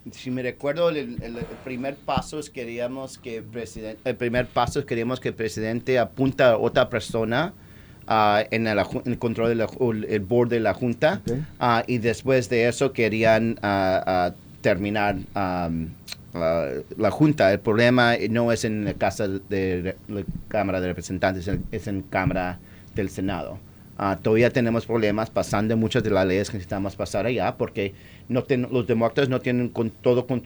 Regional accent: Puerto Rico; nada más lo hicieron aquí porque somos latinos, porque esta isla necesitaba una junta

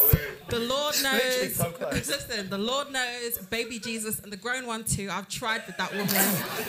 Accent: Jamaica; And I might get beat up on the way out, but I'm Jamaican, so you can't fight me.

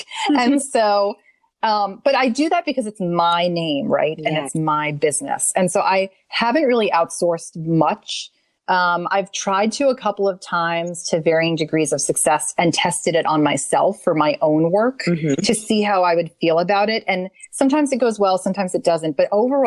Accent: New York City, New York, United States; now in Nashville, United States; I am from New York City

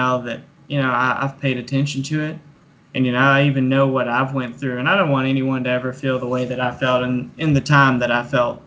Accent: Manchester, Kentucky, United States; I'm from Clay County, Kentucky. So that's Manchester.

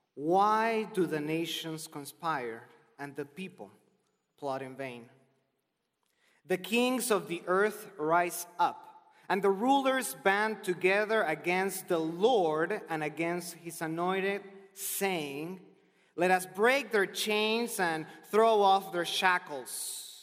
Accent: Argentina; moved away; I'm originally from Argentina

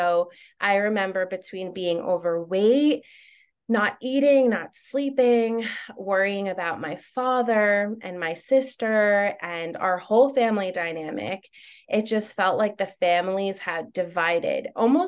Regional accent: New Jersey, United States; now in Long Island, United States; Like, I'm from New Jersey and we moved to Long Island and everything happened so fast.

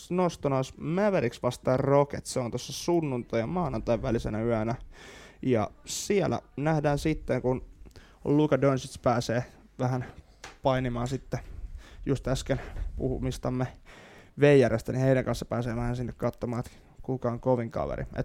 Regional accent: Finland; Ollaan niin suomalaisia

